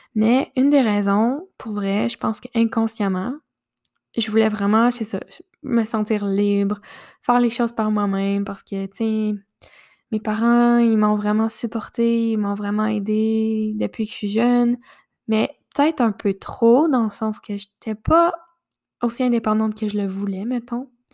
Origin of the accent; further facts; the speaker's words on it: Quebec, Canada; chez moi au Québec